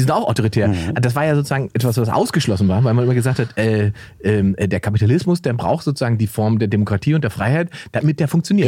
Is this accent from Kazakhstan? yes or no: no; Germany; wir können uns natürlich hinstellen als Deutsche